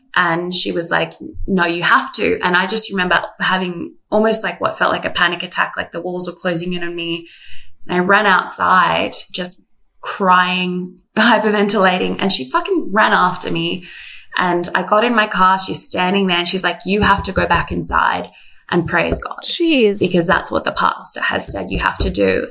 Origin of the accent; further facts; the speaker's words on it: Canberra, Australian Capital Territory, Australia; moved away as an adult; also born or lived in Sydney; I grew up in Canberra, moved to Sydney to do Bible college